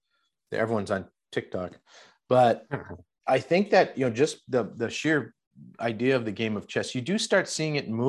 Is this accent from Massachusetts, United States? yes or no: yes; Boston, Massachusetts, United States; I grew up in Boston.